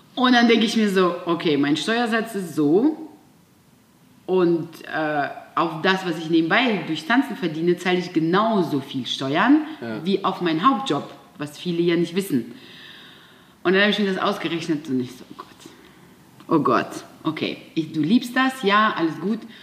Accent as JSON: {"language": "German", "region": "Siberia", "country": "Russia", "tie": "born or raised there", "moved": "yes", "said": "ich bin in einem kleinen Dorf in Sibirien geboren"}